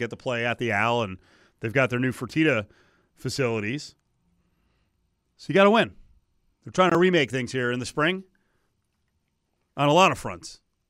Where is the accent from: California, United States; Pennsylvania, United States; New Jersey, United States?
New Jersey, United States; now in Las Vegas, United States